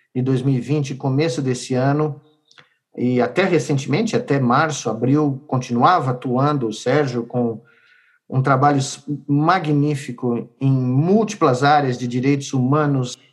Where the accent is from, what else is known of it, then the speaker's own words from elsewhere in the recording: Brazil; nos anos que me restam como brasileiro